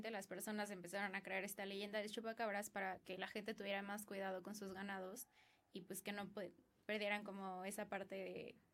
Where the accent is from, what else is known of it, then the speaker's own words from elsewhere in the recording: Mexico City, Mexico; yo soy de la Ciudad de México, aquí nací.